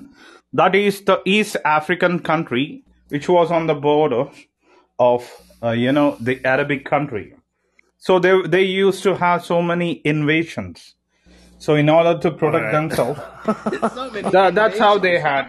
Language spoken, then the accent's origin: English; India; I'm an Indian. I'm from India.